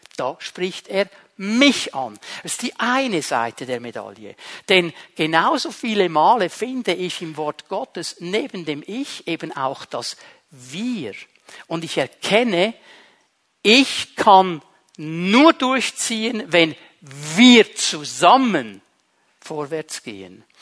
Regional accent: Switzerland; bei uns in der Schweiz

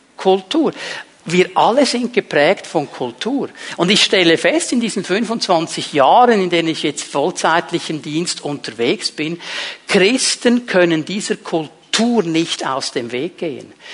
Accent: Switzerland; Bei uns in der Schweiz

